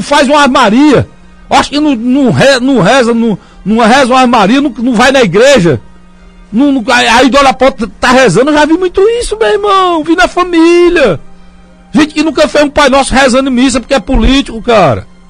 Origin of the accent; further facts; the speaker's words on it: Northeast Brazil, Brazil; nós somos discriminados aqui, como nordestinos